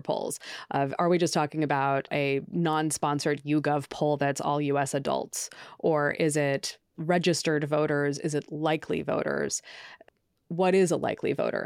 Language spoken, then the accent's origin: English; Oregon, United States; now in New York, United States; I'm originally from Oregon